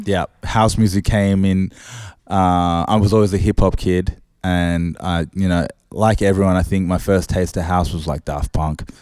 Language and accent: English; Sydney, New South Wales, Australia; I'm from Oz, uh, I'm from Sydney.